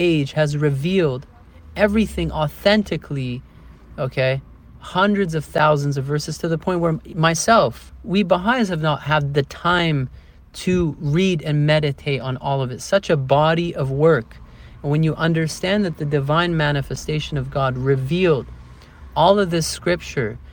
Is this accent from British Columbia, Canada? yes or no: no; Toronto, Ontario, Canada; moved away as an adult; now in Portugal; I grew up in Canada, right? Toronto, the city